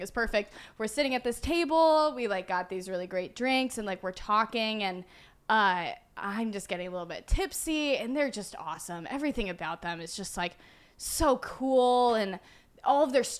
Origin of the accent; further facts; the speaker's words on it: a small town in Iowa, United States; I'm from a small town in Iowa, but that was like a cult town where like no one wanted to or could drink